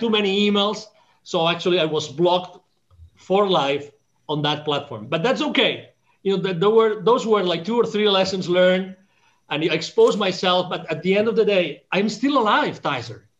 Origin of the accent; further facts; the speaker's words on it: Catalonia, Spain; English is a second language; moved away; I was born in Spain